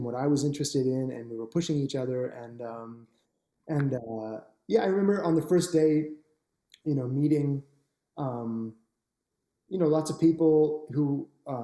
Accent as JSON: {"language": "English", "town": "Toronto", "region": "Ontario", "country": "Canada", "tie": "born or raised there", "said": "I grew up in Toronto drinking Tim Hortons"}